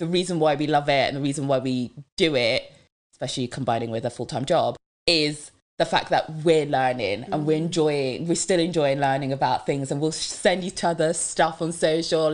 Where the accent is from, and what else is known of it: Devon, South West England, United Kingdom; born or raised there; English is a second language; also born or lived in Democratic Republic of the Congo